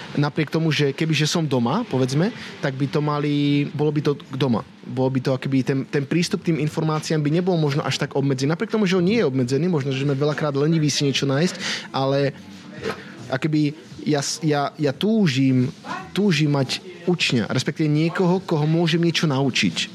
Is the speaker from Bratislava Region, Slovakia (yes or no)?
no; Banská Bystrica, Banská Bystrica Region, Slovakia; moved away as an adult; also born or lived in London; ja ako Bystričan by som proste vždy sa chcel vrátiť do Bystrice